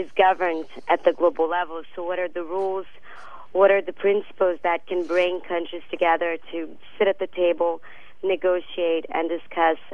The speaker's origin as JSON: {"language": "English", "country": "Brazil", "moved": "yes", "lives_now": "Washington, D.C., United States", "said": "I'm actually from Brazil, based in at WWF US"}